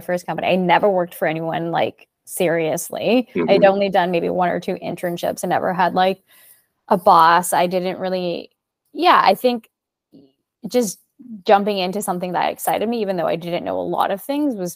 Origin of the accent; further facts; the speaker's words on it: Burnaby, British Columbia, Canada; moved away; also born or lived in Montreal; I grew up in Burnaby